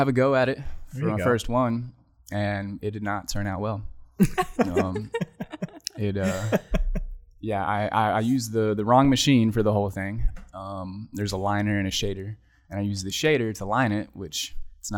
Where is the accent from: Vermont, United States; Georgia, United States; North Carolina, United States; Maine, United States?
North Carolina, United States; Charlotte; I grew up here in around Charlotte